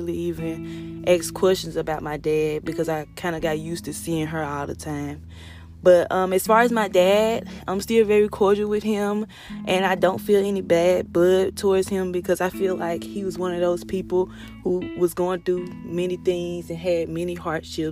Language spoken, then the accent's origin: English; Kent, Mississippi, United States; I was born and raised in Kent, Mississippi